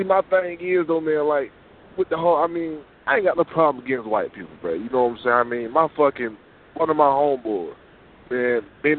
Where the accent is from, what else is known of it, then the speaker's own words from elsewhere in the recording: United States; I was never born in Africa. I was born in the United States.